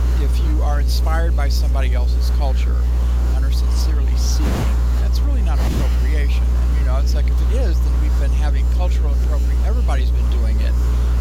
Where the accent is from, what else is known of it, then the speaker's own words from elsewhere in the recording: United States; we're Americans, and I love being an American. I'm proud to be an American